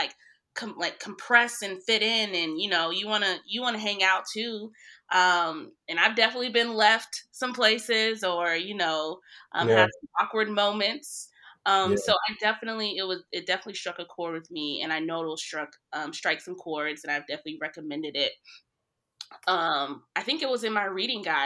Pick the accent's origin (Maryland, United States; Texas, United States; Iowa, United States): Texas, United States; Fort Worth; I grew up in Fort Worth, Texas